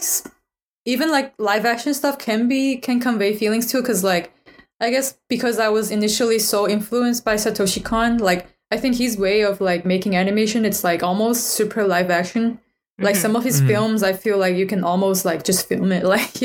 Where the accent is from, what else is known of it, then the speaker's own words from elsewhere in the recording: China; English is a second language; moved away as an adult; now in United States; after I came to the United States, because I grew up in China.